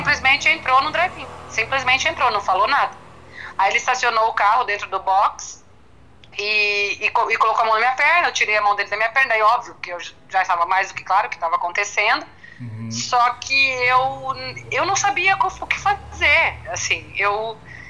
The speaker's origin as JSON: {"language": "Portuguese", "region": "interior of Paraná", "country": "Brazil", "also_born_or_lived": "Curitiba", "moved": "as an adult", "lives_now": "São Paulo, Brazil", "said": "sou do interior do Paraná"}